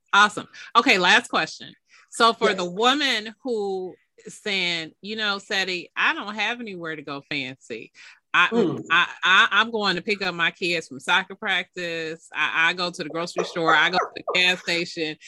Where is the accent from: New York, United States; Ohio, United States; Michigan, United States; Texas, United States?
Michigan, United States; Detroit